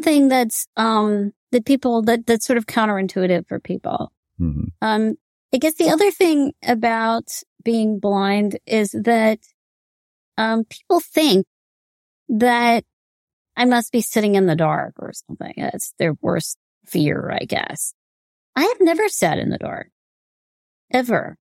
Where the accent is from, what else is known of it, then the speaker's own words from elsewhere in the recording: United States; me being Indian American